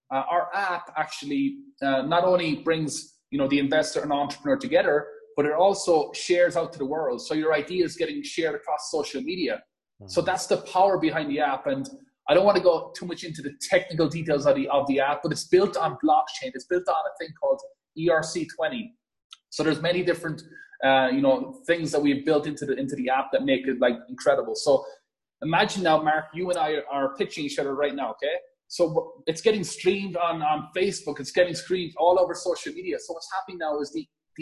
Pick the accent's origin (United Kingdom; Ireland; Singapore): Ireland; as you could probably hear from my accent, born and raised in a farm in Ireland.